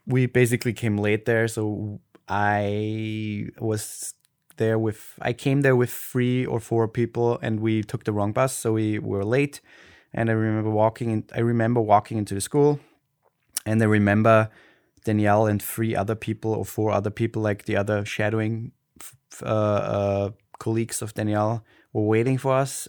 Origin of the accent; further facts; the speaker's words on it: Austria; accent: Austrian German; first language German; English is a second language; I grew up in Austria and I had a nice, nice childhood.